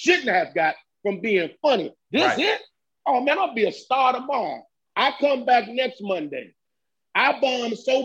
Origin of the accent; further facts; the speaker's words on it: Landover, Maryland, United States; PG County. That's where I'm from. I'm from Landover.